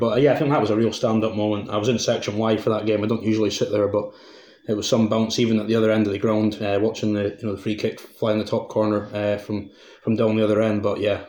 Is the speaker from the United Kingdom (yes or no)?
yes; Aberdeen, Scotland, United Kingdom; I'm born and raised in Aberdeen my whole life.